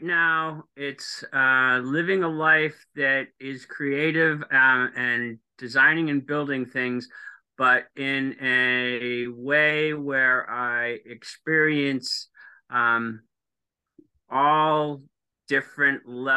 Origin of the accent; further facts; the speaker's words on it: Massachusetts, United States; moved away as an adult; also born or lived in Colorado; now in Seattle, United States; I grew up in Massachusetts on the water.